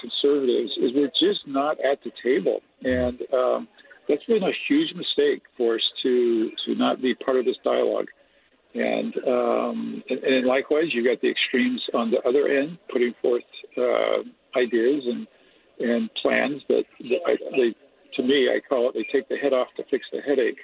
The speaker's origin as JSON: {"language": "English", "town": "East Millcreek", "region": "Utah", "country": "United States", "tie": "born or raised there", "said": "I grew up in East, Mill Creek"}